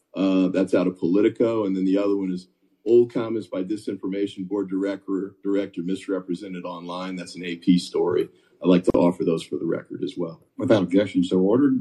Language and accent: English; North Carolina, United States; also born or lived in Virginia; I grew up in North Carolina and Virginia